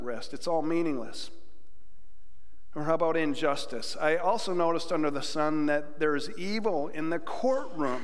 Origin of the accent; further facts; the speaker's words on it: Jamestown, New York, United States; my hometown of Jamestown, New York